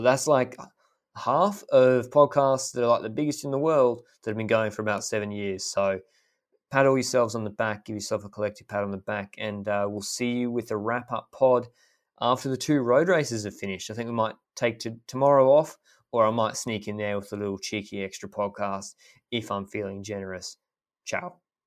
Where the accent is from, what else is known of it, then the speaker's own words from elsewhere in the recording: Australia; I'm happy to call it even as Australian, a, as an Australian